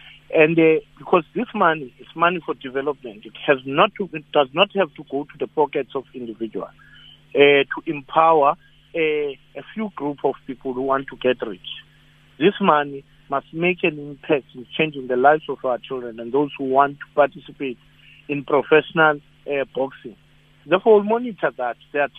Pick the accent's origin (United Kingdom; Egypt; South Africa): South Africa; on the basis that we're South African.